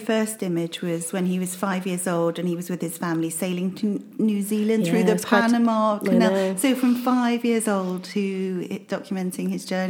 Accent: Birmingham, West Midlands, United Kingdom; I'm originally from Birmingham

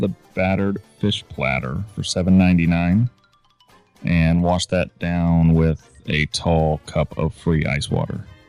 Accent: Florida, United States; also born or lived in California; Grew up my younger years in California and the rest of my life in Florida.

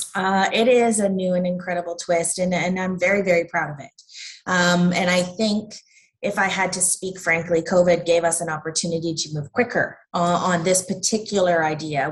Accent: Havelock, Ontario, Canada; I'm from Havelock, which is in Peterborough County

